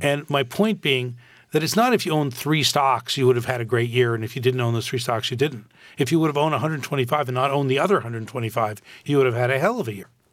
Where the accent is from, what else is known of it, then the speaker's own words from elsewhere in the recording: Canada; moved away as an adult; now in United States; When I grew up in Canada